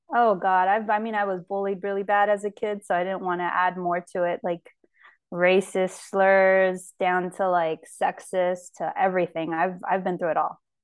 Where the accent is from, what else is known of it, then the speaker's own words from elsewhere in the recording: Fresno, California, United States; also born or lived in Yerevan, Armenia / Los Angeles, California; I grew up in Fresno California